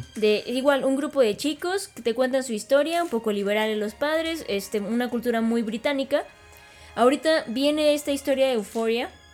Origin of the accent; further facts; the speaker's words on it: Mexico; nosotros como mexicanos